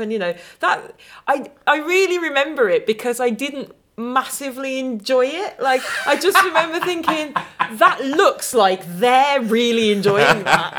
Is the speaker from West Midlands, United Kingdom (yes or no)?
yes; Dudley, West Midlands, United Kingdom; moved away as an adult; also born or lived in Oxford / London; now in Birmingham, United Kingdom; I am a Midlander by birth.